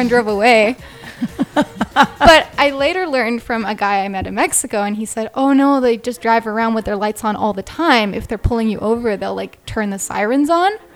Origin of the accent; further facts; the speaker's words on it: Canada; I'm Canadian and I'm just traveling through South America right now